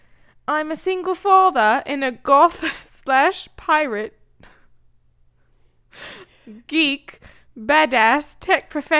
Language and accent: English; England, United Kingdom; It was suggested to me to lead with the fact that I am English, which is the least interesting thing about me. But hey, I'll give it a go. I am English.